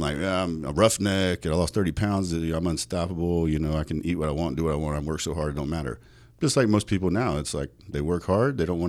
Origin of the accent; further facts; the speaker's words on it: North Dakota, United States; also born or lived in South Carolina; now in Las Vegas, United States; Originally born in South Carolina, but moved to Vegas from North Dakota.